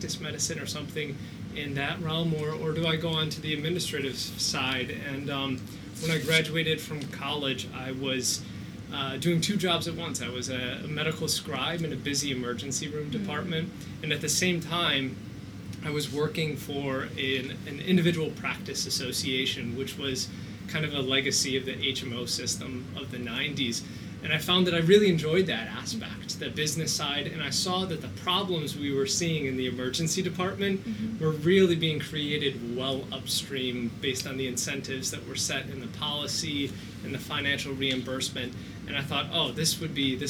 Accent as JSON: {"language": "English", "town": "Rochester", "region": "New York", "country": "United States", "tie": "born or raised there", "said": "I grew up in Rochester, New York, a Kodak town"}